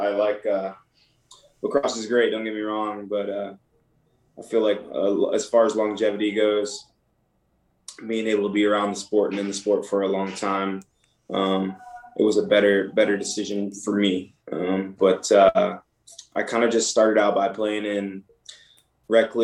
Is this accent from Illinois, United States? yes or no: no; Michigan, United States; So I'm originally from Michigan, so I played a lot of hockey growing up